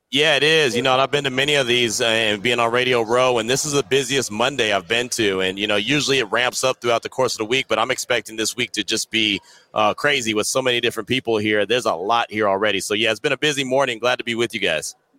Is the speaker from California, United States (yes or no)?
yes; the Bay Area, California, United States; I'm from the Bay